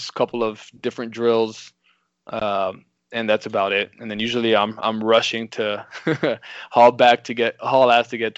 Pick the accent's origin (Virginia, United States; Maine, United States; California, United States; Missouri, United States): Missouri, United States; the Missouri State match, which is my my home state.